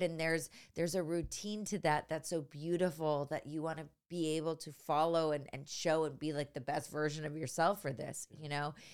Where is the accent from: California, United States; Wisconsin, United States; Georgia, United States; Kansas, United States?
California, United States; San Francisco; moved away; also born or lived in Los Angeles / New York; I grew up in San Francisco, but, uh, in the, the suburbs